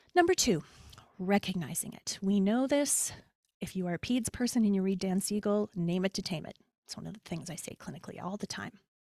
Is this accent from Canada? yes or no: yes; Canada; moved away; also born or lived in United States; as a Canadian